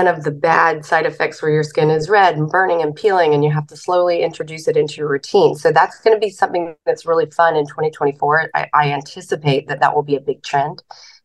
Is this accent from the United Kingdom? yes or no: no; the South, United States; I'm from the South